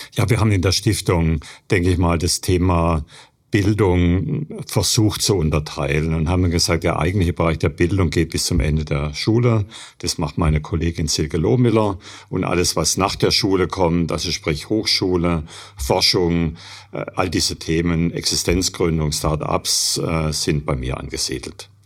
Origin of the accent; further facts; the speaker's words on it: Germany; bei uns in Deutschland